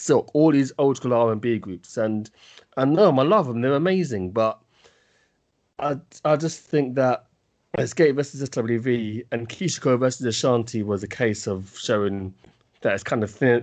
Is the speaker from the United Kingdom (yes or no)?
yes; United Kingdom; as a British person